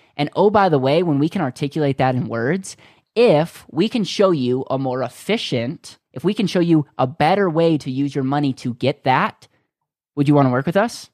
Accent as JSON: {"language": "English", "region": "Wisconsin", "country": "United States", "tie": "born or raised there", "said": "I grew up in Wisconsin"}